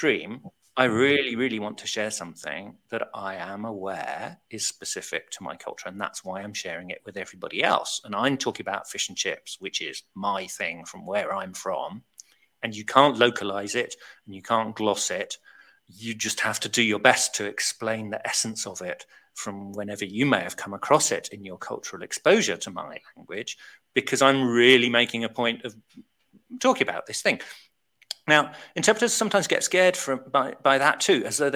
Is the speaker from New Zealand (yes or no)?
no; United Kingdom; I'm so British